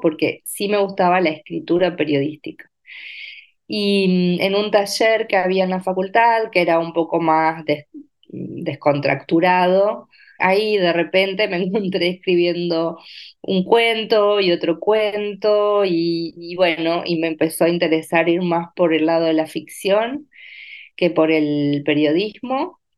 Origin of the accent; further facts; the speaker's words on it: Entre Ríos, Argentina; moved away as an adult; also born or lived in Paraná; now in Buenos Aires, Argentina; nací, crecí, viví hasta los 17 años en un pueblo muy pequeño de la provincia de Entre Ríos